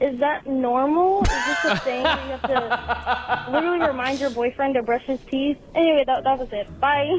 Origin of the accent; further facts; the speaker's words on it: Texas, United States; I'm from Texas.